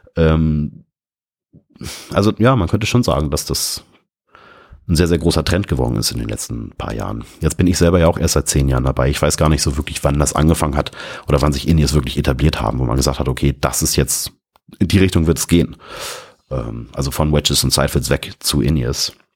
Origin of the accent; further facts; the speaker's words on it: Hamburg, Germany; Und jetzt komme ich da als Hamburger Hillbilly